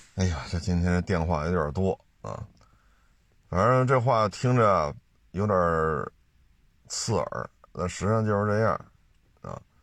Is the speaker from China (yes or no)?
yes; China; 作为中国人来讲